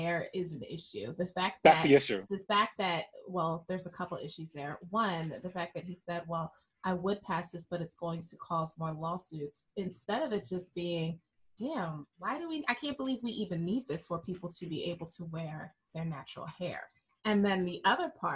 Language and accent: English; Trenton, New Jersey, United States; my hometown, Trenton